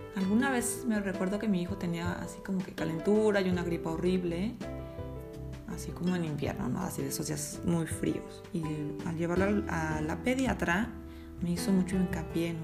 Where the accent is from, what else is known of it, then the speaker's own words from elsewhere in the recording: Mexico; moved away as an adult; yo pues nací en México